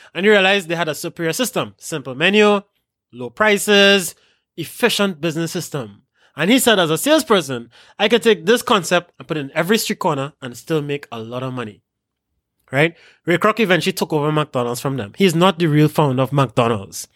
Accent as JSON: {"language": "English", "country": "Trinidad & Tobago"}